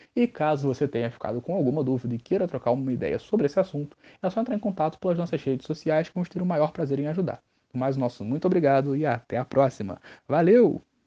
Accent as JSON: {"language": "Portuguese", "region": "Rio de Janeiro", "country": "Brazil", "accent": "Rio (carioca)", "said": "Nosso sotaque aqui é bonito sim."}